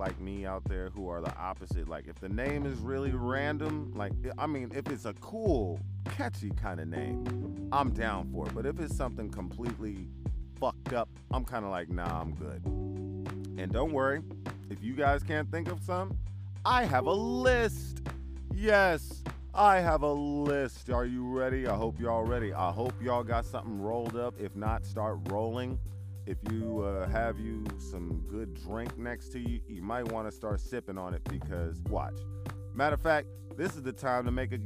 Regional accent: Vallejo, California, United States; I love Vallejo. I'm from Vallejo

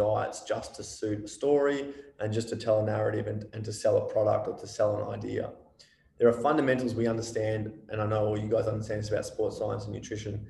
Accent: Australia; we're an Australian population

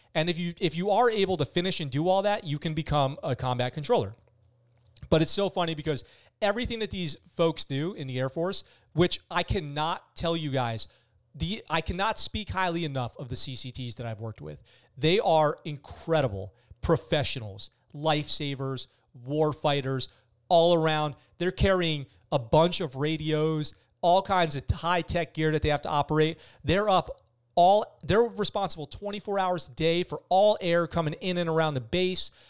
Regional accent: Poughkeepsie, New York, United States; also born or lived in San Diego; now in Okinawa, Japan; I'm from Poughkeepsie, New York

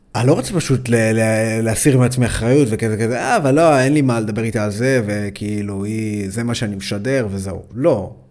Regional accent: Ashkelon, Southern District, Israel; אני במקור אה, מאשקלון

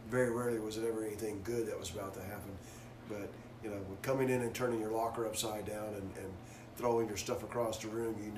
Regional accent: Crossville, Tennessee, United States; accent: southern drawl; moved away; I grew up in Crossville, Tennessee.

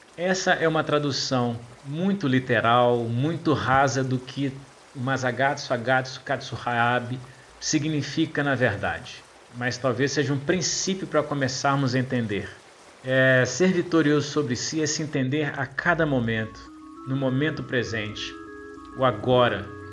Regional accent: Ubá, Minas Gerais, Brazil; also born or lived in Juiz de Fora; resolvi começar a treinar Aikido em Uba, minha cidade natal

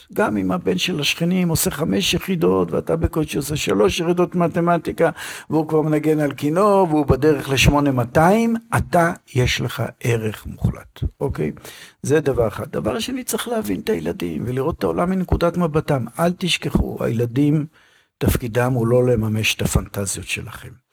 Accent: Israel; אצלנו בישראל

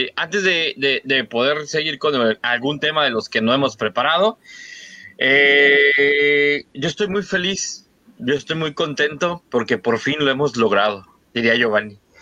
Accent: Mexico

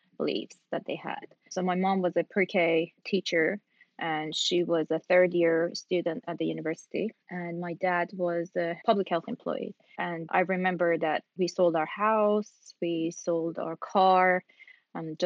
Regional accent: Iran; moved away as an adult; now in United States; I am from Iran. I arrived in the U.S. end of May 2001, almost 20 years ago.

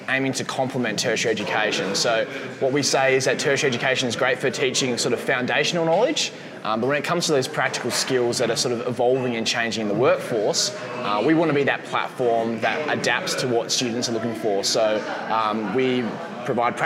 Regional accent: Perth, Western Australia, Australia; moved away; myself and Leo, my co-founder, we're from Perth originally

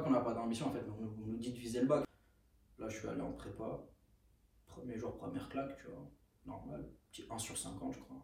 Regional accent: Aubervilliers, Île-de-France, France; je viens d'Aubervilliers

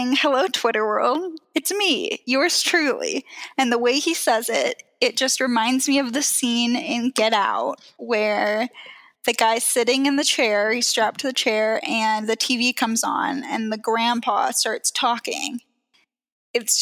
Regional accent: Seattle, Pacific Northwest, United States; now in Denver, United States; I was born in Seattle and grew up in the Pacific Northwest

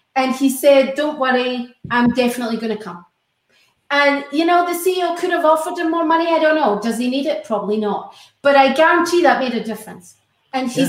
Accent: Scotland, United Kingdom; now in United States; I'm Scottish

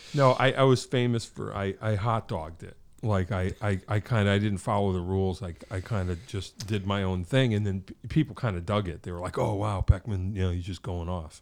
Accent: Wallingford, Connecticut, United States; I grew up in Wallingford

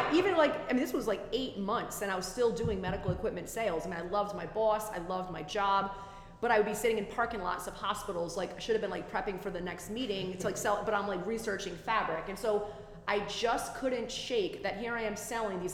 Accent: Rhode Island, United States; born and raised Rhode Island

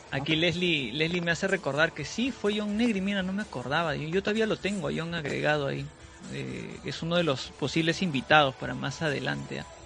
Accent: Peru; yo soy de Perú

